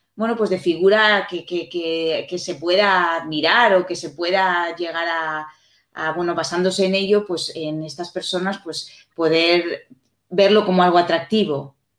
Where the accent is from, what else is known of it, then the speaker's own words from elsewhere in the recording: Spain; nosotros aquí en España